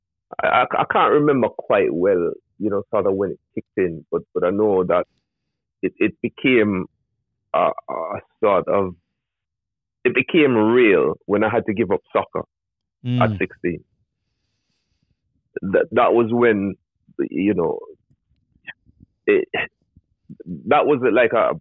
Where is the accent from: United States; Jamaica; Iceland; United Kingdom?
Jamaica; I grew up in rural Jamaica